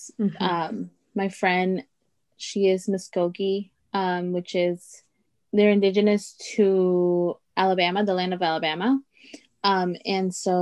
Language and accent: English; Veracruz, Mexico; first language Totonac; English is a second language; moved away; also born or lived in Chicago; So I was born in Mexico, and we're from Veracruz. So we're from the East Coast. Our people are Totonaca. And that was actually my first language. Spanish was my second, and English was my third.